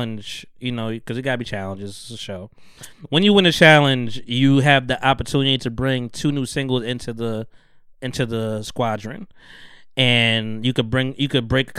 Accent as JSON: {"language": "English", "country": "United States", "said": "I'm American"}